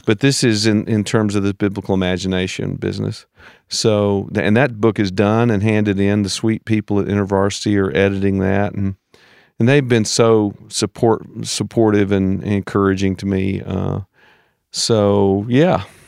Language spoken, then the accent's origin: English; United States; as an American